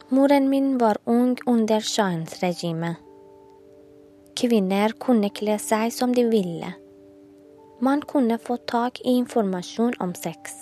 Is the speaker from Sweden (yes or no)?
no; Iran; Norwegian is a second language; moved away as an adult; now in Oslo, Norway; Jeg vokste opp i Iran, et land der jentene blir født med skam